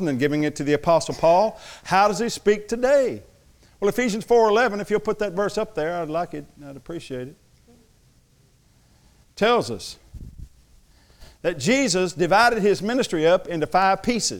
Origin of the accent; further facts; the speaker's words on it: Thackerville, Oklahoma, United States; I am from Thackerville, but I went to college